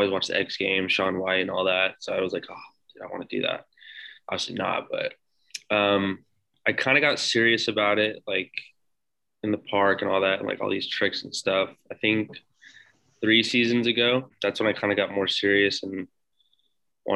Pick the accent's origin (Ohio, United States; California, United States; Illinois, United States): California, United States; Redondo Beach; now in Los Angeles, United States; I'm from Redondo Beach, born and raised around this area in the South Bay